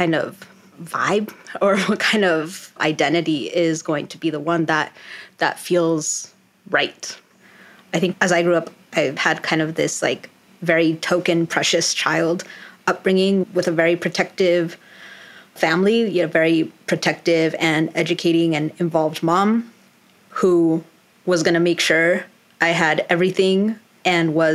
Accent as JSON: {"language": "English", "region": "Colorado", "country": "United States", "also_born_or_lived": "New York City, United States", "moved": "yes", "lives_now": "Washington, D.C., United States", "said": "I am originally from Colorado"}